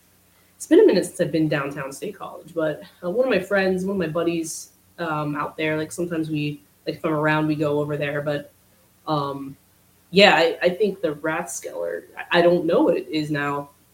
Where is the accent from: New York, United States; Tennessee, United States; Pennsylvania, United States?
Pennsylvania, United States; Tyrone; now in Pittsburgh, United States; I'm originally from Central PA, kind of like in between State College and Altoona